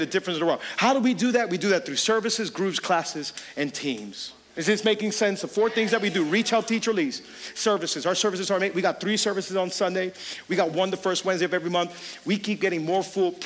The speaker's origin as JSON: {"language": "English", "town": "Hialeah", "region": "Florida", "country": "United States", "tie": "born or raised there", "said": "I grew up in Hialeah. You could take me out of Hialeah, but then you got to get Hialeah out of me"}